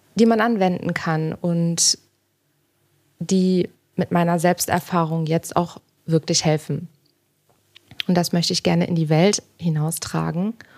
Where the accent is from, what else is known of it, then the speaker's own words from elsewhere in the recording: Cologne, North Rhine-Westphalia, Germany; Ich bin jetzt gerade in Berlin. Ähm, ich komme ursprünglich aus Köln